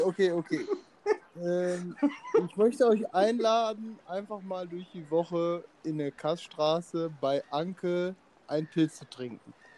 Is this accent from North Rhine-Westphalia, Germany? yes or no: yes; Emmerich, North Rhine-Westphalia, Germany; bei uns in Emmerich